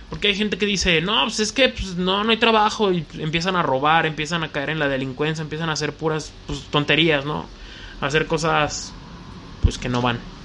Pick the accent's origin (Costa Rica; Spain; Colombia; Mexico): Mexico; León, Guanajuato; soy de León, Guanajuato